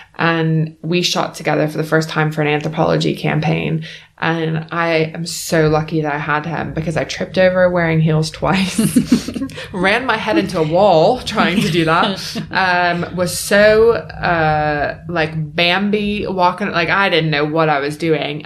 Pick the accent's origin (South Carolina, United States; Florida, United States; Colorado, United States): South Carolina, United States; Beaufort; moved away as an adult; now in United Kingdom; I'm from Beaufort, South Carolina